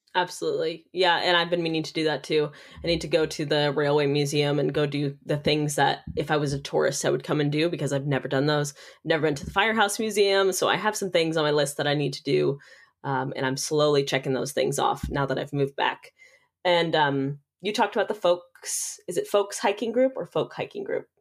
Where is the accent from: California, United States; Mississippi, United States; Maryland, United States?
California, United States; Nevada City; I am from Nevada City